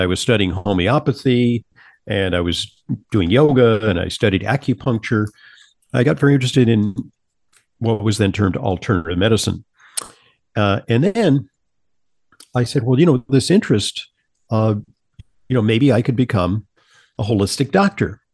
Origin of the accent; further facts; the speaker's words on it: Santa Monica, California, United States; moved away as an adult; also born or lived in New York; I Travel from Southern California, where I grew up, in Sa-, in Santa Monica, California, to New York to attend Columbia